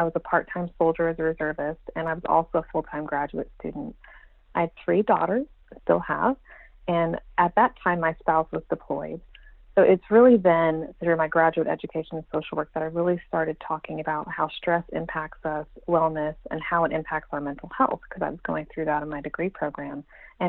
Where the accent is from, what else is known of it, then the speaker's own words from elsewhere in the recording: Texas, United States; also born or lived in Iowa; I've spent most of my life in Texas, but I was born in Iowa and have traveled all around.